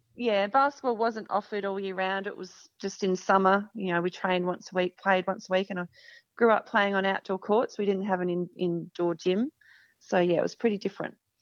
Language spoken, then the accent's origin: English; Murrayville, Victoria, Australia; I obviously grew up in Murrayville in Victoria